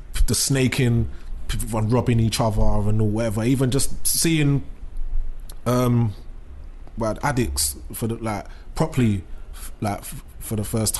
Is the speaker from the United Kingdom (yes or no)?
yes; London, United Kingdom; I'm from East London